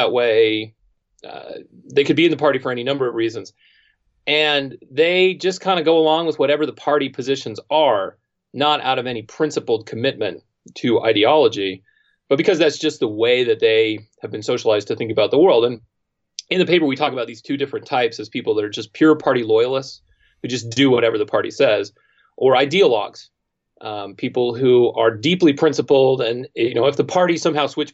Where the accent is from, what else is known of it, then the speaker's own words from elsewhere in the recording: Provo, Utah, United States; I grew up in Provo, at least that time when I was growing up